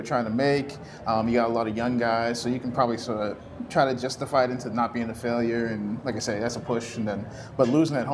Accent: New England, United States; moved away as an adult; now in Kansas City, United States; I grew up in New England

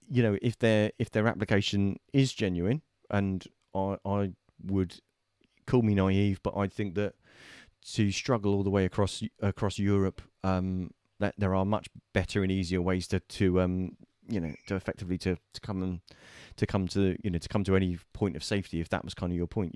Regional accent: United Kingdom; we're British

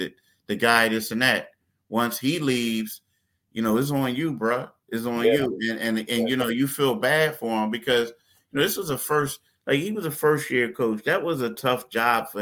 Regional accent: Philadelphia, Pennsylvania, United States; me and you being from Philly

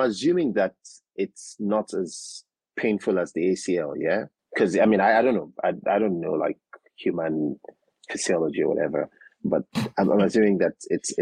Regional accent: Nigeria; Nigeria, born, raised in Nigeria

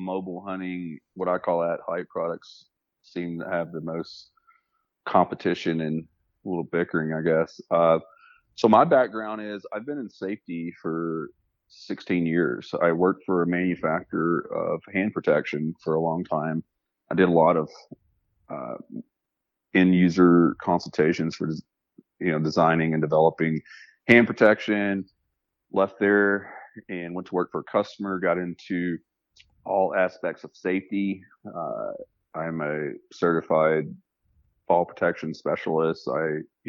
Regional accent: Arkansas, United States; I was born in Arkansas, and I started hunting there

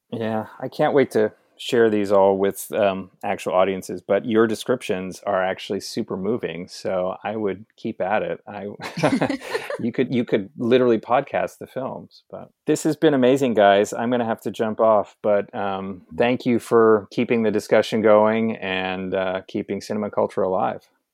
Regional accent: New York, United States; as a New Yorker

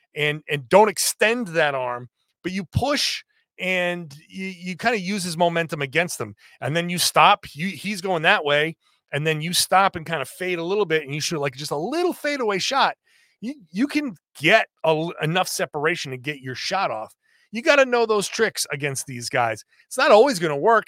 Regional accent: New England, United States; I grew up in New England.

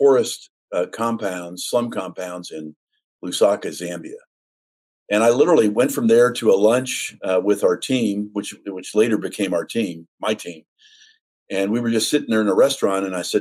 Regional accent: Los Angeles, California, United States; I grew up in East Los Angeles.

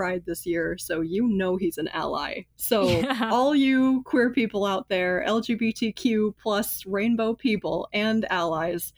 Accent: Florida, United States; I'm from Florida

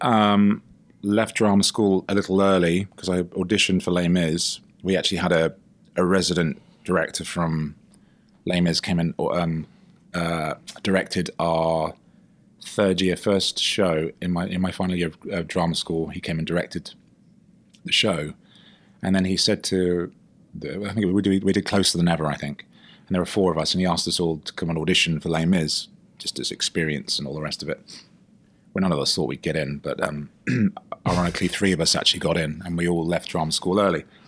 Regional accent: United Kingdom; I'm British

